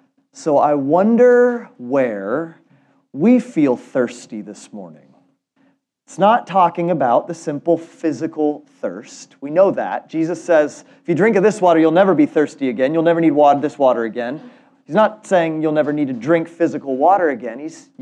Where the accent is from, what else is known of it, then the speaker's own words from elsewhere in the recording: Germany; born there; I was born in Germany, and German is really interesting because they have so many words that you can't quite translate into English.